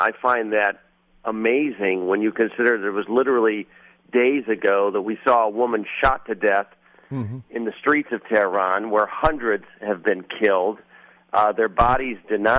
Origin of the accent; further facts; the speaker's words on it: United States; also born or lived in Iran (ancestry); although I'm American, I'm of Iranian descent, and I know the Iranian community very well.